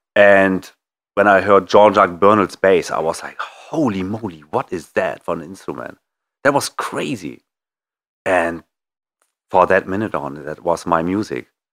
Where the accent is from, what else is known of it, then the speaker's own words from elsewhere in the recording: Bremen, Germany; Brehm, my hometown